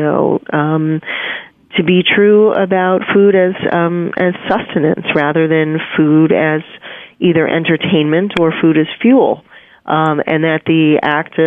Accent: New York City, New York, United States; I'm a New Yorker. I was born and raised here

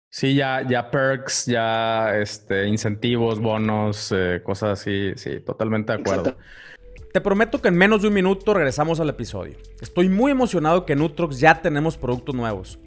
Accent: Ciudad Victoria, Tamaulipas, Mexico; moved away; mi pueblo natal

